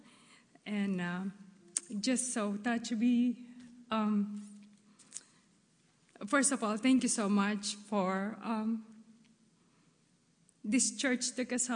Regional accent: Philippines; moved away; I was born and raised in the Philippines

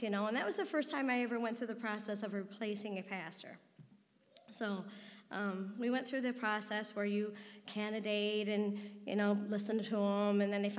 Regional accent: Detroit, Michigan, United States; I was born in March of 1967

